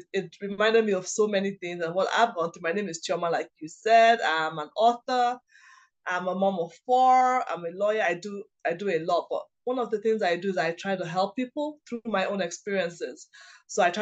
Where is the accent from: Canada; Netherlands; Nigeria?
Nigeria; In my culture, I'm Igbo, I'm from Nigeria.